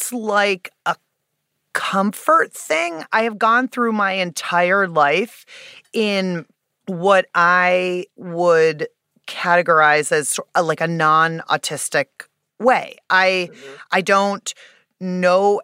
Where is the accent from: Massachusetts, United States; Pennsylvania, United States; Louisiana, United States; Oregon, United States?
Pennsylvania, United States; Pittsburgh; I'm from Pittsburgh